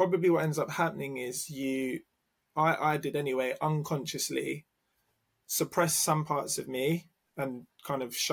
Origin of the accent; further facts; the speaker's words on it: London, United Kingdom; Oh, London